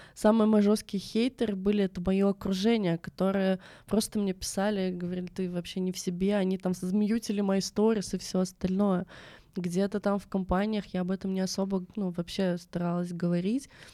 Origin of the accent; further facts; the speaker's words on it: Russia; я вообще родом с Байкала, а это такой шаманский край